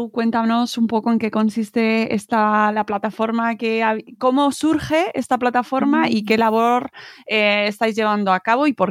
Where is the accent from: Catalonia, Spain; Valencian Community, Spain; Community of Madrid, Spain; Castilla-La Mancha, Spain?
Valencian Community, Spain; now in Cantabria, Spain; yo soy valenciana, pero actualmente vivo en Cantabria.